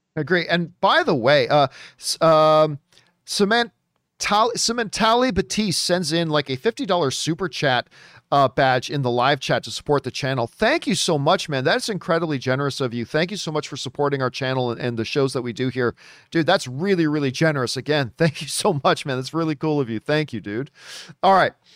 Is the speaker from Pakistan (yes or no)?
no; Canada; as a Canadian